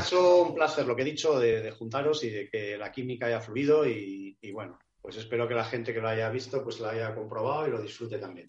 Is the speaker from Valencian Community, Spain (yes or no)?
no; Avilés, Asturias, Spain; moved away; encima es mi ciudad natal, Avilés